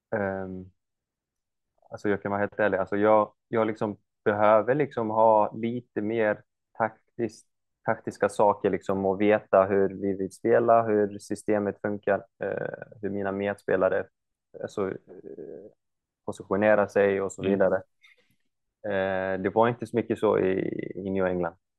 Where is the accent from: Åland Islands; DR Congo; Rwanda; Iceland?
Iceland; moved away as an adult; also born or lived in United States; now in Norrköping, Sweden; jag kommer ju från Island och stället jag kommer ifrån är ganska typ kan man förklara, alltså nära USA, alltså eh, US eh, Army var ju, hade ett base eh, uppe vid, i min stad